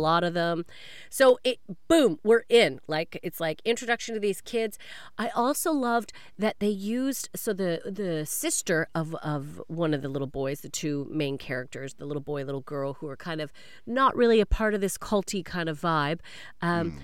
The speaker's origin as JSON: {"language": "English", "country": "Canada", "moved": "yes", "said": "I am a Canadian"}